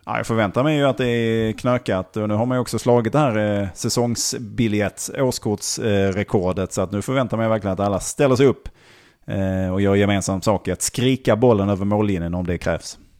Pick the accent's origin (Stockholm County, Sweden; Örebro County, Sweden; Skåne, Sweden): Skåne, Sweden; Malmö; Augustenborg sa jag då